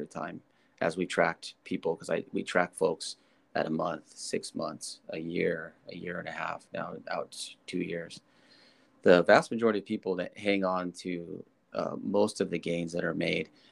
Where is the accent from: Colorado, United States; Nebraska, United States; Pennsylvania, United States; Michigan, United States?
Nebraska, United States; I was born in Nebraska, football country.